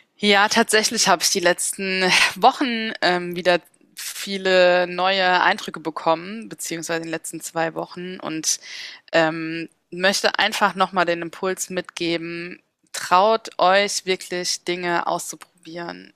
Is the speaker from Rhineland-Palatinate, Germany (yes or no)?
yes; Mainz, Rhineland-Palatinate, Germany; moved away as an adult; also born or lived in Bensheim / Frankfurt; now in Berlin, Germany; ich liebe Mainz, es ist meine Heimatstadt